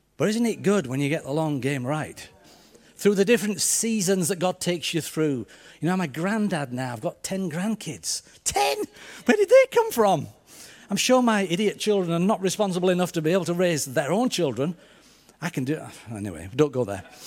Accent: Yorkshire and the Humber, United Kingdom; accent: Yorkshire; this strange Yorkshireman before. So I, I hope you can tune into my accent.

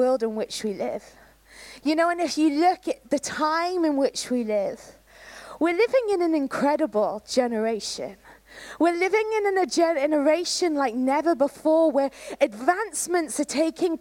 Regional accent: Canada; moved away; I was brought up in Canada

